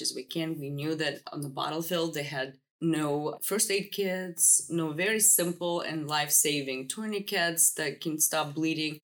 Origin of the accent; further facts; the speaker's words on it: Kyiv, Ukraine; first language Russian; English is a second language; moved away as an adult; now in United States; I was born in capital Kiev in the family of doctors